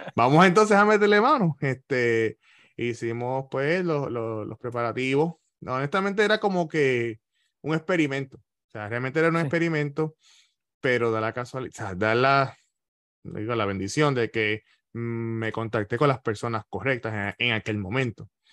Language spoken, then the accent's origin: Spanish; Ponce, Puerto Rico; moved away as an adult; now in Florida, United States; Ismael es de la misma urbanización que yo soy en, Ponce, en Los Caobos